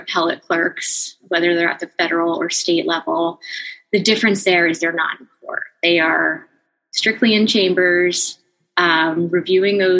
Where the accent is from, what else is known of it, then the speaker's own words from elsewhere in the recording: New Jersey, United States; I am also from New Jersey and had attended Rutgers